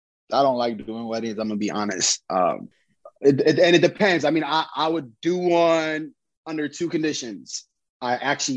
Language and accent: English; Chicago, Illinois, United States; we'll tell you some stuff that's like super Chicago to just kind of like let people know I'm from Chicago.